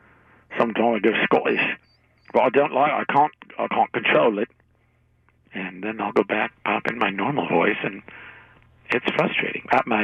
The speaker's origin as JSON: {"language": "English", "region": "Texas", "country": "United States", "said": "But I'm from Texas."}